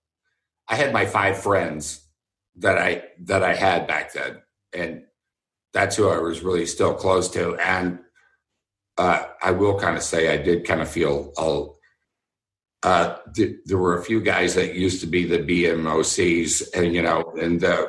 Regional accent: Houston, Texas, United States; I grew up in Houston

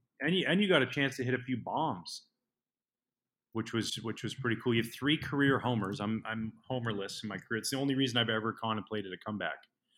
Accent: Pacific Northwest, United States; now in Chicago, United States; growing up in the Pacific Northwest

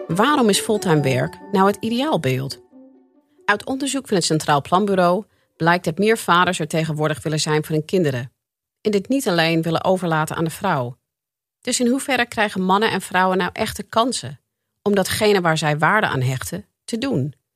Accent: United States; now in Netherlands; Ik ben zelf geboren en getogen in de Verenigde Staten

